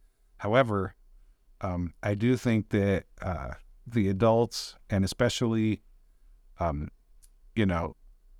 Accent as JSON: {"language": "English", "town": "Delta", "region": "Colorado", "country": "United States", "tie": "born or raised there", "said": "So, I'm from Delta, Colorado, born and raised in Delta."}